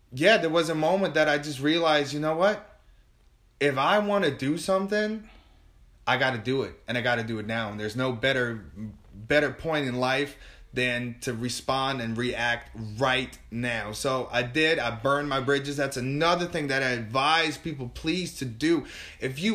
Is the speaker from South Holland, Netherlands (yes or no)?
no; Amsterdam, North Holland, Netherlands; moved away as an adult; now in New Orleans, United States; I am from Amsterdam, moved over here in New Orleans in 2010